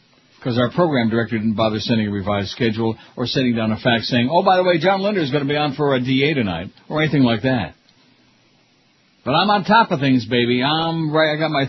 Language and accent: English; Canada; I'm Canadian. I'm not too sexual, eh?